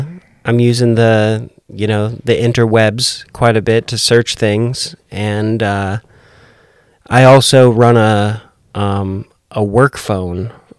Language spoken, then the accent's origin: English; West Coast, United States; now in Nashville, United States; The West Coast.